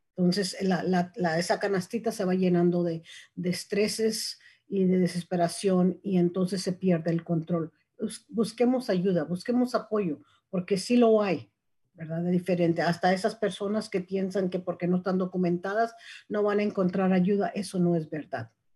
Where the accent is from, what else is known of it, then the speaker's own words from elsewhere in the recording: Mexico; now in Marin County, United States; soy mexicana